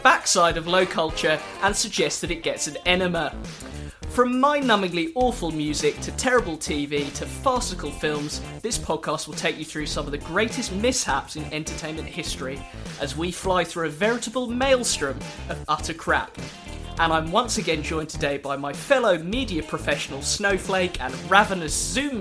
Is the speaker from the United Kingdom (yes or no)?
yes; United Kingdom; as British